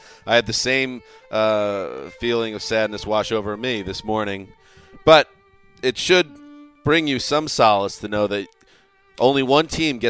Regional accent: New York, United States; New York, my home state

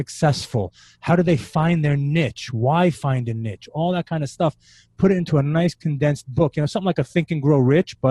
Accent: New York City, New York, United States; moved away as an adult; also born or lived in Israel; now in Florida, United States; I grew up in New York City.

